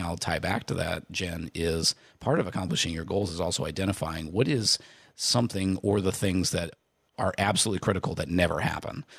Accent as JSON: {"language": "English", "region": "Indiana", "country": "United States", "tie": "born or raised there", "said": "I grew up in Indiana"}